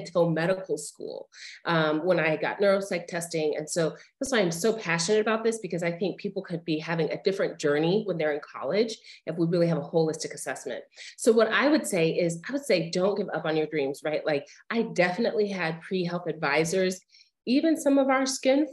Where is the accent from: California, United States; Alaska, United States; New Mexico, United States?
New Mexico, United States; Albuquerque; moved away as an adult; also born or lived in Colorado / Chicago, Illinois; I grew up in Albuquerque, New Mexico.